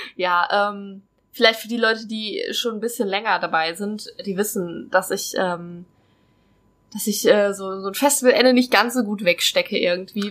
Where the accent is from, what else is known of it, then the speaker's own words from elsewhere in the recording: North Rhine-Westphalia, Germany; also born or lived in Hesse; now in Trier, Germany; ich komme ursprünglich aus NRW